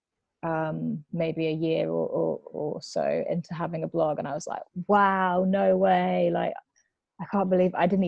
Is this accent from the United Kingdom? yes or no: yes; near Blackburn, East Lancashire, North West England, United Kingdom; moved away as an adult; now in London, United Kingdom; I grew up near Blackburn, which is a town in East Lancashire, sort of Manchester way